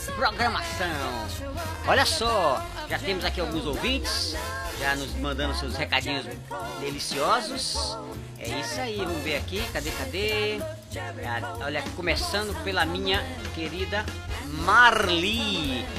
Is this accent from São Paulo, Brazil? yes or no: no; Fortaleza, Ceará, Brazil; moved away; Fortaleza querida! É a, minha, a terra que eu nasci, gente. É a terra que eu, que eu nasci. Eu sou cearense